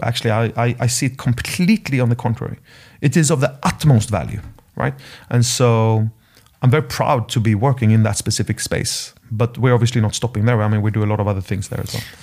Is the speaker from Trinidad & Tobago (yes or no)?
no; Sweden; moved away; My home country, Sweden